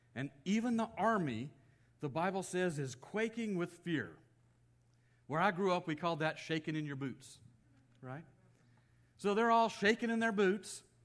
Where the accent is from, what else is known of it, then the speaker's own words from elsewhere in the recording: Texas, United States; moved away as an adult; also born or lived in Kentucky; now in California, United States; I grew up in Texas